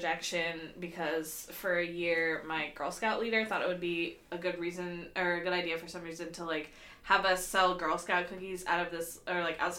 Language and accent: English; Portland, Oregon, United States; growing up in Portland, like, if you had a pool, you were fucking rich. Because, like, very few, like, middle-class people here have pools because it's Oregon and it rains 9 months out of the year.